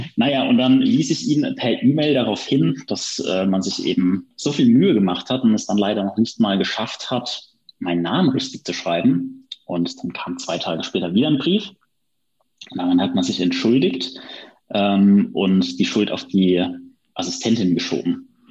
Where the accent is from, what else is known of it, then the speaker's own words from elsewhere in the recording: Friesheim, North Rhine-Westphalia, Germany; aus meiner Heimat hier in Friesheim